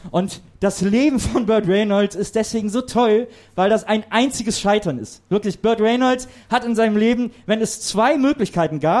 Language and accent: German; North Rhine-Westphalia, Germany; ich komme aus der Nähe von Köln, aus einem kleinen Städtchen